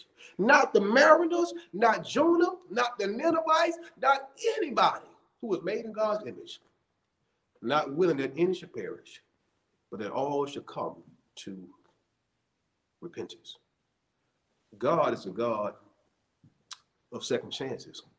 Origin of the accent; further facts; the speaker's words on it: Montgomery, Alabama, United States; I grew up in Montgomery, Alabama